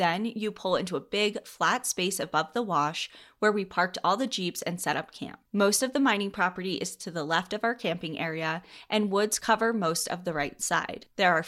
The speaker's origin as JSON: {"language": "English", "region": "Arizona", "country": "United States", "tie": "born or raised there", "said": "To begin, I will say that growing up in Southern Arizona, I was raised in the outdoors."}